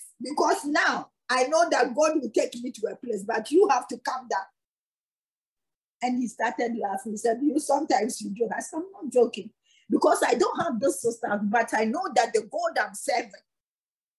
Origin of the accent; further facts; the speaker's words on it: Ghana; moved away; I'm from Ghana